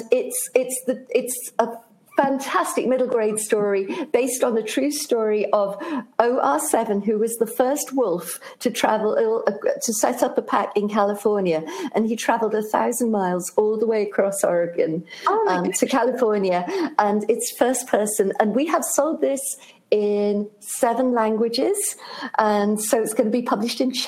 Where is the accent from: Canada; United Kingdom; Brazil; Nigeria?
United Kingdom; being British